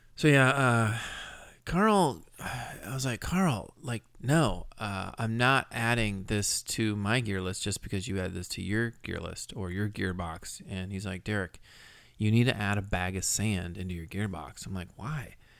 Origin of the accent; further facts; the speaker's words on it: Scotland, United Kingdom; I am Scottish